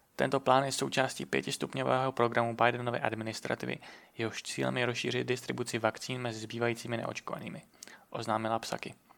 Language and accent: Czech; Czechia; Jsme Češi a chceme mít český podcast